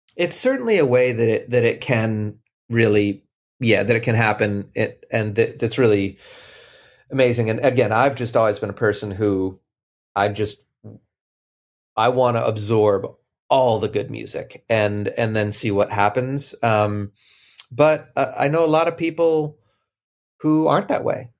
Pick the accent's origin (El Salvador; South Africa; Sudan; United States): United States; Boston, Massachusetts; moved away as an adult; also born or lived in Cambridge / Brookline; I grew up in Boston